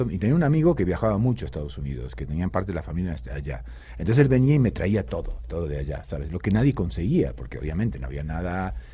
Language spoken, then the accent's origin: Spanish; Rosario, Santa Fe, Argentina; born there; also born or lived in Buenos Aires; yo de Rosario, pero digamos que soy de Buenos Aires, porque Rosario nací, pero luego toda mi carrera la hice en, Buenos Aires, todos mis amigos en Buenos Aires, todo, todo allá.